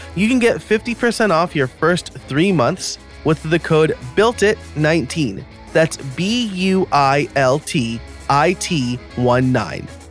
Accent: New York, United States; I was born and raised in New York, so I'm a New York sports fan

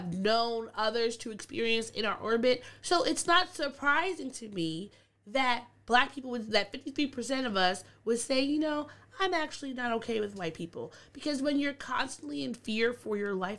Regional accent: Long Island, New York, United States; now in New York City, United States; I'm from Long Island. Long Island is extremely racist. My mom was called a nigger bitch one time when I was, like, 5 or 6, just in Amityville

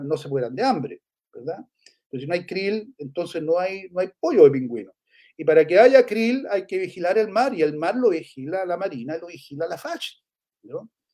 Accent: Chile

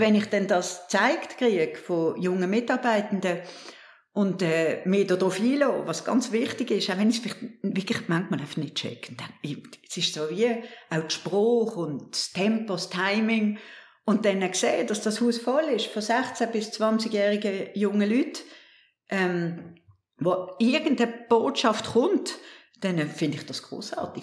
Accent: Binningen, Basel-Landschaft, Switzerland; moved away as an adult; also born or lived in Paris / New York; now in Basel, Switzerland; dass ich in Bilbenken aufgewachsen bin

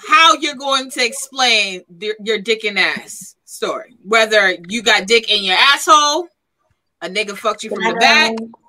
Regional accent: New York City, New York, United States; also born or lived in Miami; as a girl from born and raised in Brooklyn, I moved to Miami. I lived down there for a couple of years. And even though I moved back

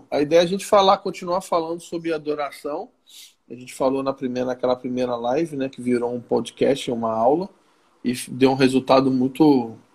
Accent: Rio de Janeiro, Brazil; eu sou do Rio, eu sou bonito, eu sou legal.

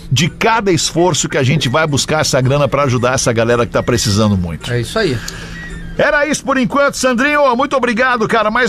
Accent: Porto Alegre, Rio Grande do Sul, Brazil; eu sou de Porto Alegre, grande Porto Alegre.

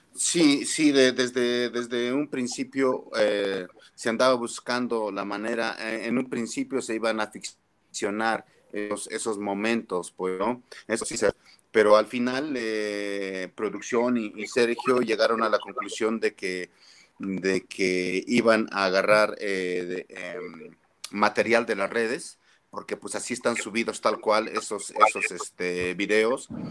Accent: Mexico; como mexicanos

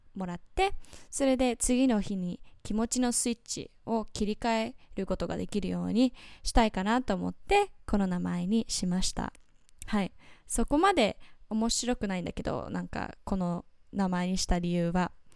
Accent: United States; Japanese is a second language; now in Japan; アジア系アメリカ人なんですけど今は日本に住んでいます

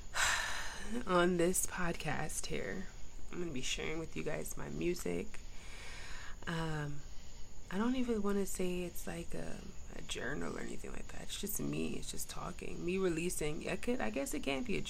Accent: New York, United States; I'm kind of from New York too

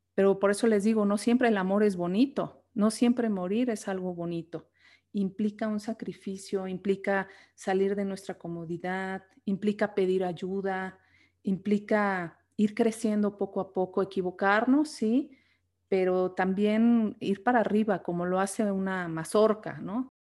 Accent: Mexico; aquí en México

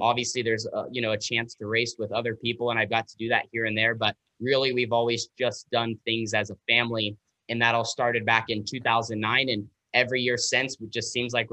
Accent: West Coast, United States; because we're from the West Coast, so they have Sonoma, the road course, about 6 hours south.

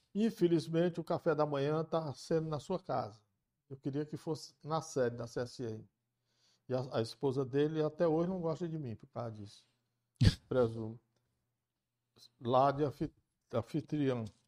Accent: Camocim, Ceará, Brazil; moved away; eu sou filho de Camucim

